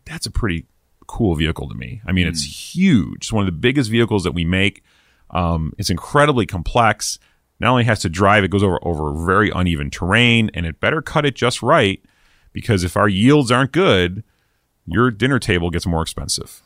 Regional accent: East Coast, United States; moved away; I'm from the East Coast originally.

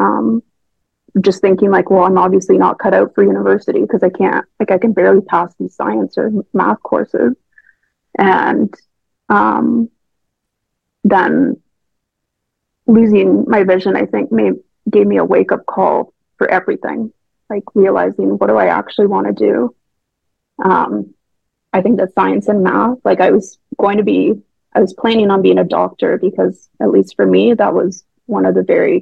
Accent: Canada; moved away as an adult; now in Oxford, United Kingdom; my hometown

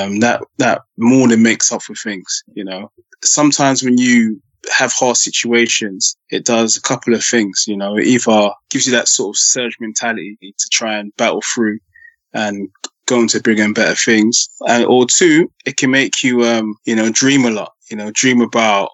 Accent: London, United Kingdom; I was born in Northwest London. Park Royal, Acton

